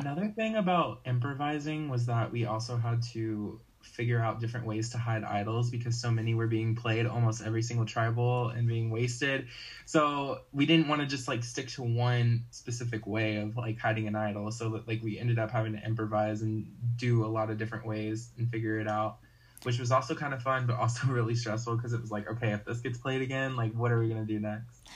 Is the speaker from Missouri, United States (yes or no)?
no; North Carolina, United States; I'm from North Carolina